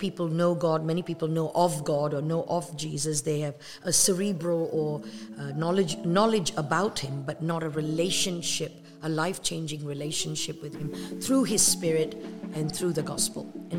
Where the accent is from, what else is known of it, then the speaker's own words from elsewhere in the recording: Malaysia; also born or lived in England; now in United States; I was born in Malaysia. I'm of Indian descent. That means my parents, grandparents are from India, but not me. I'm from Malaysia. And then we immigrated to the United States, and that's really it.